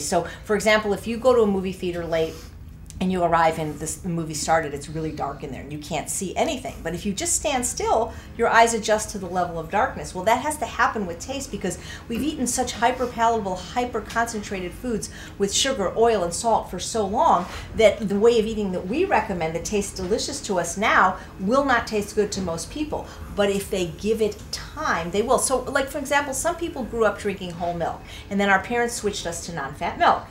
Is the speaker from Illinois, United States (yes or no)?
yes; Chicago, Illinois, United States; moved away; also born or lived in Pennsylvania; Born in Chicago, went to Penn.